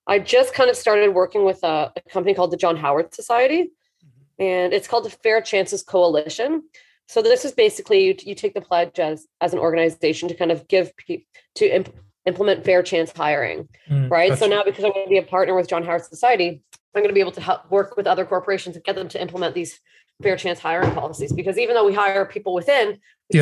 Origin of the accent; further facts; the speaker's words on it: Hamilton, Ontario, Canada; also born or lived in Toronto; my hometown, Hamilton